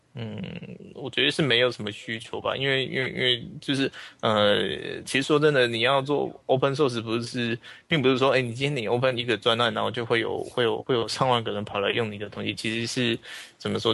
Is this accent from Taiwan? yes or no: yes; Taiwan; 我是来自台湾的一个伦理工程师